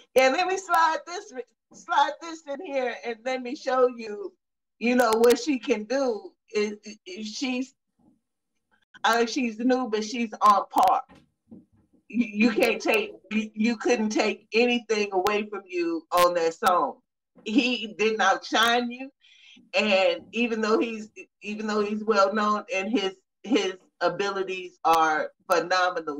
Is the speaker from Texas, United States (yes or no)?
yes; Texas, United States; I'm from Texas